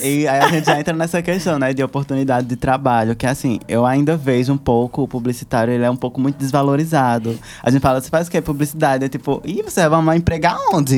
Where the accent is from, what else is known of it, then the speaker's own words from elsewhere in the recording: Piauí, Brazil; moved away as an adult; now in Petrolina, Brazil; eu saí, né, da minha terra natal, que é do Piauí, e vim parar aqui em Petrolina